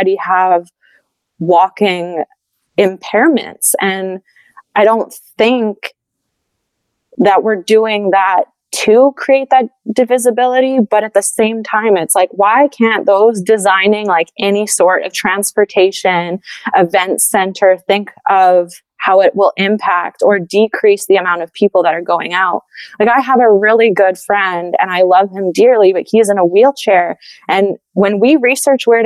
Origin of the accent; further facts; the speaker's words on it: Edmonton, Alberta, Canada; now in Montreal, Canada; I live in Montreal now, like, I'm from Edmonton originally